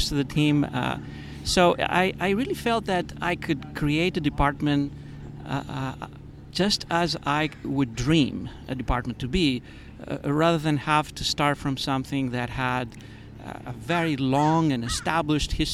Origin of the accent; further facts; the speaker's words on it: Greece; moved away; also born or lived in Boston / United States; I grew up in Greece, Greece has always been in my mind as a destination. I'm kind of split between two continents, two countries, two civilizations.